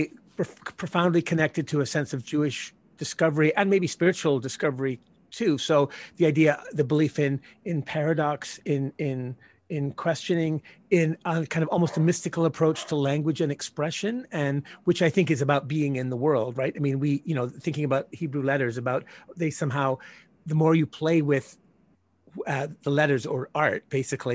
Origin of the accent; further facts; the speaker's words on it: Northern Ireland, United Kingdom; moved away; I grew up in Ireland as a result of historical reasons.